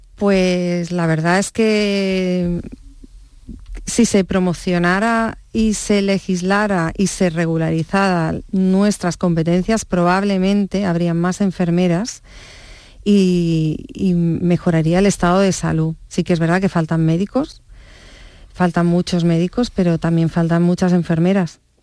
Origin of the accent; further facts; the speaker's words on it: Barcelona, Catalonia, Spain; also born or lived in Stratford-upon-Avon, England; yo ya me he criado en Barcelona